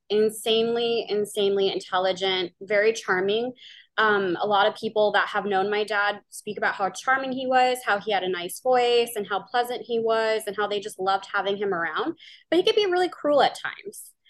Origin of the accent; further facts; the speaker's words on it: New Orleans, Louisiana, United States; now in Pacific Northwest, United States; I am from New Orleans, Louisiana, and I now live in the Pacific Northwest.